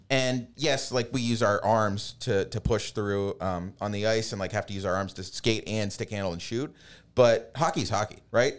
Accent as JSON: {"language": "English", "town": "Pittsburgh", "region": "Pennsylvania", "country": "United States", "tie": "born or raised there"}